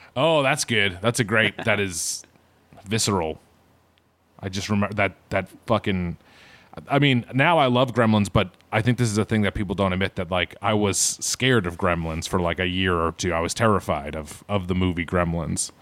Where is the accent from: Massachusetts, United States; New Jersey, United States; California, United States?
Massachusetts, United States; Boston; I am from Boston, which, as we all know, is, is Bean Town